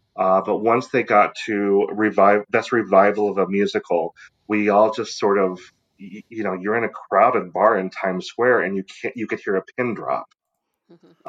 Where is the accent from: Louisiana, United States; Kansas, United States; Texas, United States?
Kansas, United States; I grew up I in Kansas